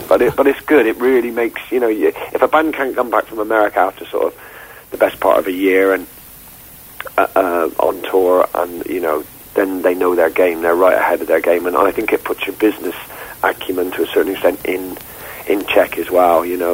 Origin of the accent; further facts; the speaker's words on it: Gloucester, South West England, United Kingdom; moved away; I was born in Gloucester